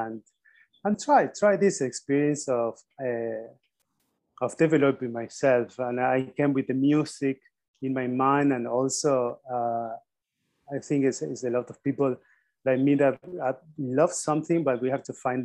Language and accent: English; Argentina; I had a very simple first steps in Argentina